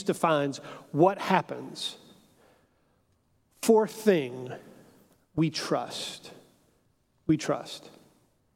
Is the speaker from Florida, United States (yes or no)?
no; Houston, Texas, United States; I'm an American, I'm a Texan, I'm a Houstonian